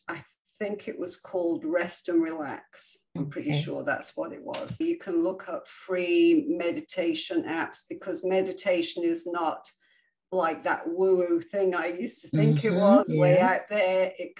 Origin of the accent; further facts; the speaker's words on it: England, United Kingdom; now in United States; I came obviously from England, where we would go to the bakery every other day and buy fresh made bread. When I came to the States and I went to the grocery store